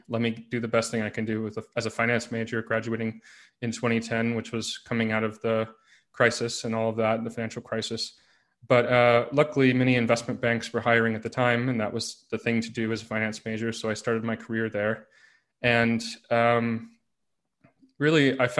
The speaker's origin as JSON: {"language": "English", "country": "United States", "tie": "born or raised there", "said": "as you mentioned, I was born and raised in the United States. I didn't really move around outside the country too much growing up, but we did move inside the country a lot"}